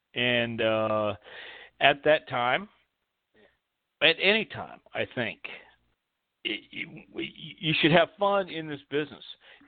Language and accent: English; Texas, United States; And I'm from Texas, too.